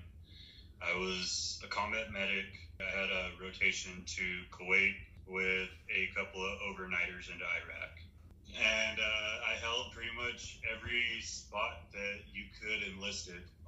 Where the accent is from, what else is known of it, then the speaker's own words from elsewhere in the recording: Western Texas and New Mexico, United States; I grew up in Western Texas and New Mexico.